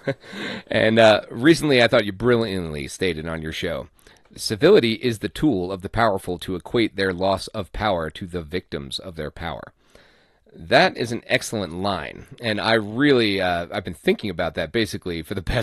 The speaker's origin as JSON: {"language": "English", "country": "Ireland", "moved": "yes", "said": "being Irish"}